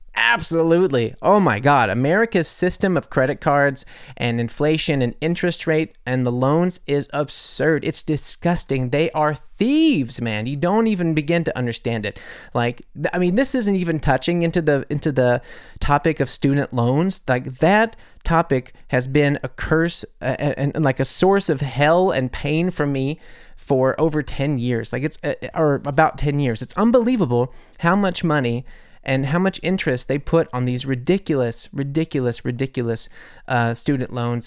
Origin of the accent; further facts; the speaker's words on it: United States; now in Munich, Germany; I'm American